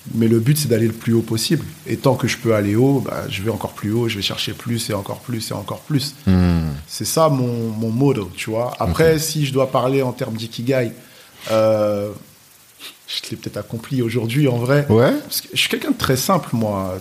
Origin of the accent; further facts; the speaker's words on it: Nogent-sur-Oise, Hauts-de-France, France; j'ai grandi à Creil, dans l'Oise